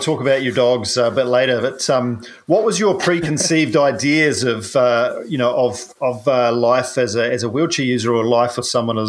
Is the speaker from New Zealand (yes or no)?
yes; New Zealand; I'm a paraplegic from New Zealand